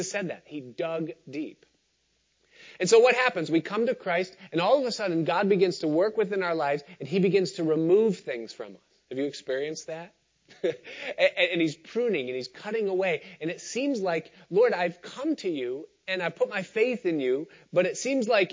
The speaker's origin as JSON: {"language": "English", "town": "Rochester", "region": "New York", "country": "United States", "tie": "born or raised there", "said": "When I was growing up outside of Rochester in the 1980s"}